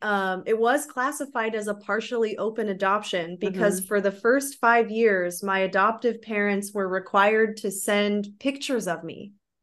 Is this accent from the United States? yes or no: yes; Florida, United States; born there; So yeah, I was adopted in 92. I was born in Florida.